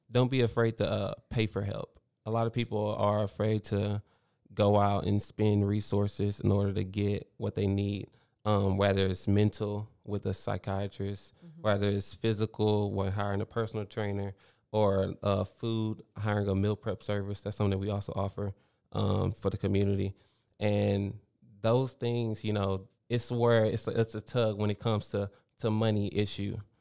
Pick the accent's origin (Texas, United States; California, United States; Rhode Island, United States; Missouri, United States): Texas, United States; Baytown; moved away as an adult; I grew up here in Baytown, went to Travis Elementary, Baytown Junior